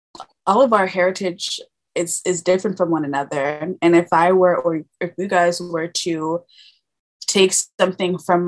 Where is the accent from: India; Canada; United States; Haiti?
Canada; I am Canadian.